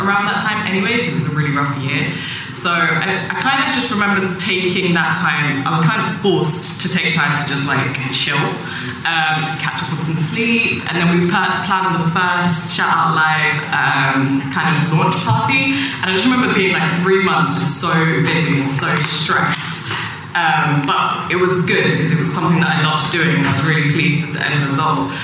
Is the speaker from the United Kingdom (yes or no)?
yes; United Kingdom; as black British women